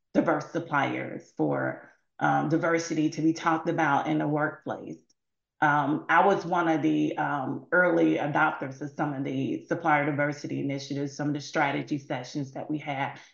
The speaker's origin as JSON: {"language": "English", "region": "Mississippi", "country": "United States", "said": "I'm from Mississippi"}